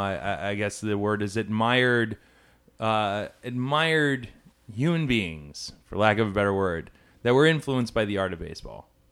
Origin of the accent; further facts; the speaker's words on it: Atlanta, Georgia, United States; Atlanta, my hometown